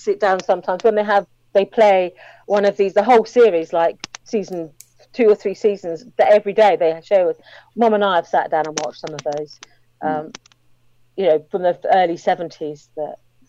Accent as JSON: {"language": "English", "country": "United Kingdom", "accent": "British", "said": "I do tend to watch most British films that comes out, because I do like to hear my accent. I do like to see, you know, from countryside or things that I recognise on screen."}